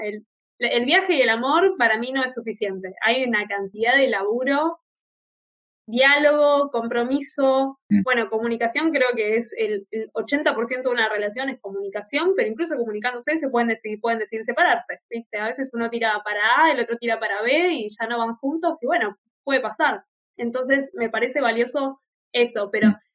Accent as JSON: {"language": "Spanish", "region": "Buenos Aires", "country": "Argentina", "tie": "born or raised there", "moved": "as an adult", "said": "estar de vuelta en, mi ciudad de origen"}